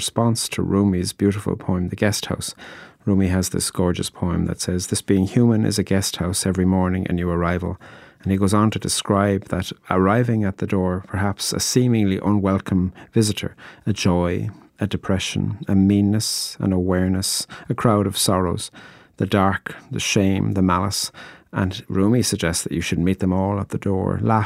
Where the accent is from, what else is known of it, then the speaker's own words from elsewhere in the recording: Ireland; I'm a poet from Ireland